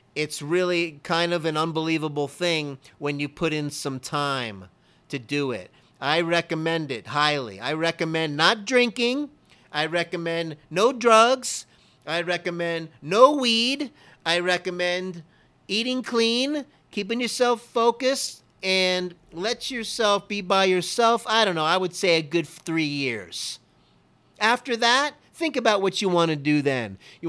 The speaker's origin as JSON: {"language": "English", "town": "Miami", "region": "Florida", "country": "United States", "said": "I'm from Miami, Florida. I'm a Dolphin fan through and through."}